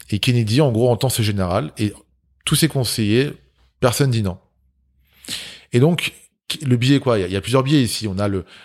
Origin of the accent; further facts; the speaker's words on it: Grigny, Île-de-France, France; J'ai grandi à Grigny. C'est, euh, on, a, on a eu la palme de la ville la plus pauvre de France.